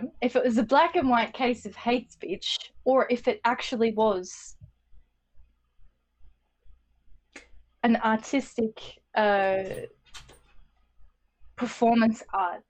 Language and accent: English; Australia; being Australian